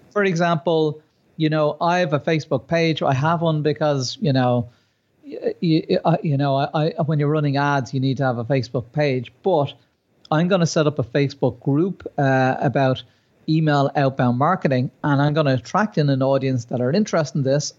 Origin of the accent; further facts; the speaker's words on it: Ireland; myself being Irish